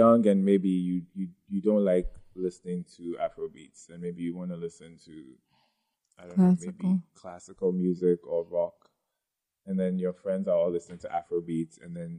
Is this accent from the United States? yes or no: no; Ghana; We have like different tribes, we speak different languages, but we all consider ourselves as Ghanaians.